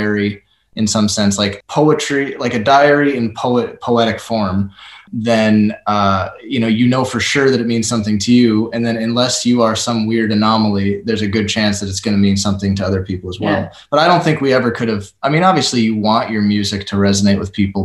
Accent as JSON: {"language": "English", "region": "Minnesota", "country": "United States", "said": "I'm from Minnesota"}